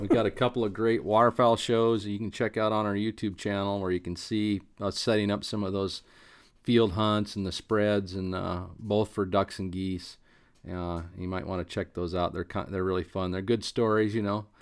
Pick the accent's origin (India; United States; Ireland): United States; Eastern Oregon; moved away; where I grew up in Eastern Oregon.